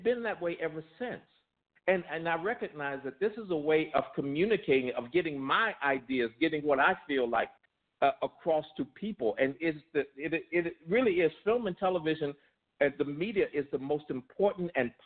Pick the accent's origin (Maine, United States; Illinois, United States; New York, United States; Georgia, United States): Illinois, United States; Chicago; I was born and raised in Chicago